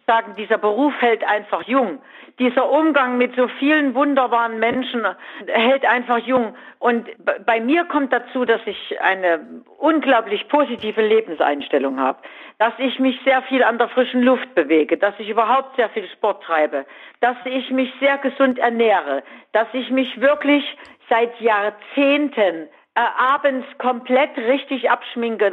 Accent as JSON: {"language": "German", "town": "Weimar", "region": "Thuringia", "country": "Germany", "tie": "born or raised there", "moved": "yes", "said": "bin wirklich am 3. Oktober 96 in die Altstadt nach Weimar gezogen"}